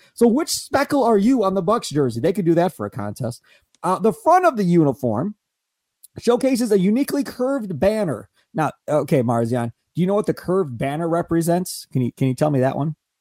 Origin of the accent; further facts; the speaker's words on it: Kenosha, Wisconsin, United States; I grew up in Kenosha, not in Milwaukee